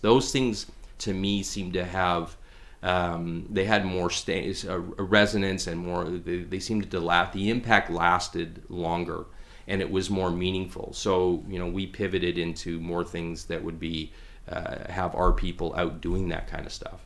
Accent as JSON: {"language": "English", "town": "Pilot Butte", "region": "Saskatchewan", "country": "Canada", "tie": "born or raised there", "also_born_or_lived": "Vancouver, British Columbia / Regina, Saskatchewan", "moved": "as an adult", "lives_now": "Prince George, Canada", "said": "we moved to a little town called Pyle of Butte, Saskatchewan, which is just a little bedroom community outside of Regina, uh, when I was, like, three years old"}